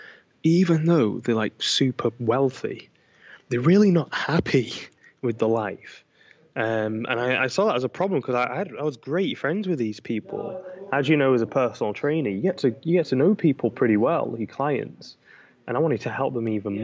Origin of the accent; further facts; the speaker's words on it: Manchester, North West England, United Kingdom; I grew up in Manchester, England